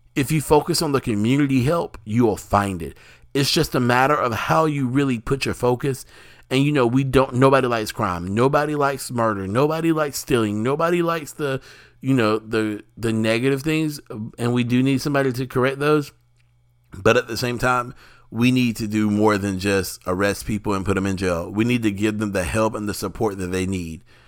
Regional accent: the South, United States; I, as an African American or Black American here in the United States, in the South

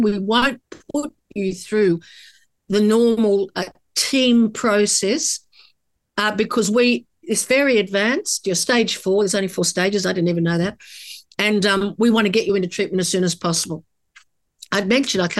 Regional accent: Australia; As an Australian woman

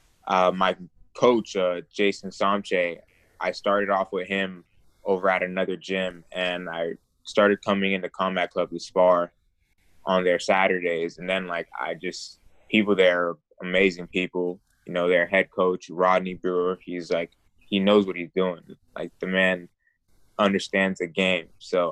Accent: New York City, New York, United States; also born or lived in Miami; now in West Palm Beach, United States; I'm originally from Brooklyn

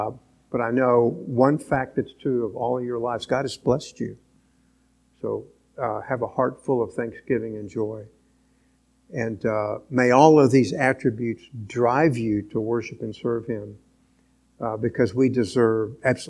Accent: Venezuela; born there; I was born in Venezuela in an oil camp.

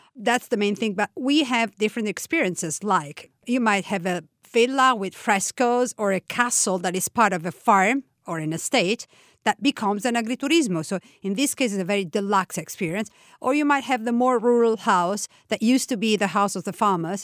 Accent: Tuscany, Italy; now in Umbria, Italy; I was born in Tuscany, from a half Tuscanian, half, uh, Roman family. I live in Umbria

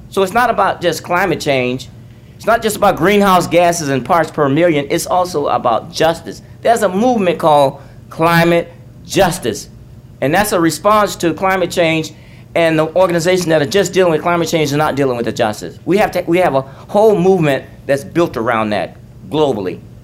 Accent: Alabama, United States; I grew up in Alabama

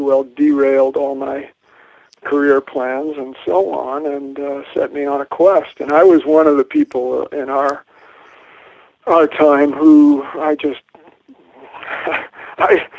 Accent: North Carolina, United States; also born or lived in New York; I was born Jewish in 1950 in New York. Moved to the South, where my father worked in the, that was outsourcing then, was the garment industry moving to the South of the United States. And so I grew up in North Carolina

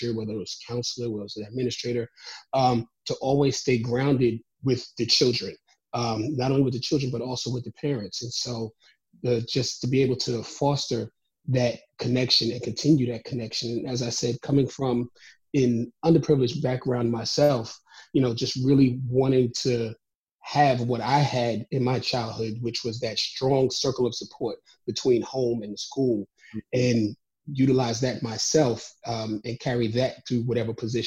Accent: New York City, New York, United States; moved away as an adult; also born or lived in South Carolina / Maryland / Georgia / Abu Dhabi; I'm originally from Brooklyn, New York

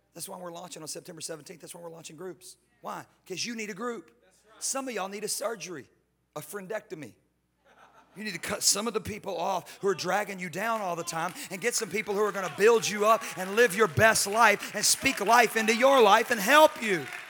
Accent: Houston, Texas, United States; I'm from Houston

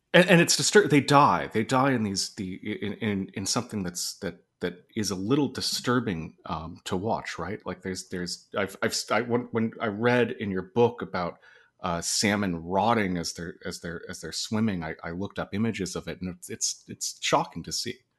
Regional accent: Eugene, Oregon, United States; I'm from Eugene

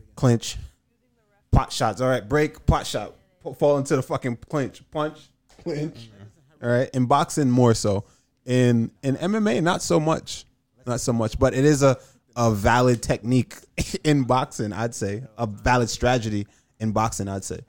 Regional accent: United States; I'm from America

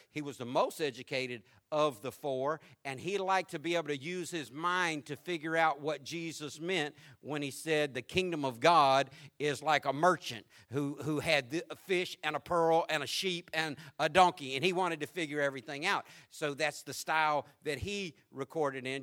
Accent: the South, United States; I'm from the South

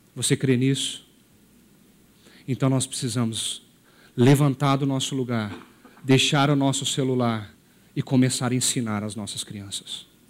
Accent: Brazil

